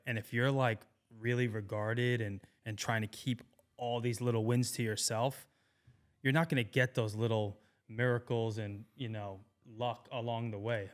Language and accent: English; New York, United States; moved away as an adult; now in Austin, United States; I'm not from Maryland, you know, I'm from New York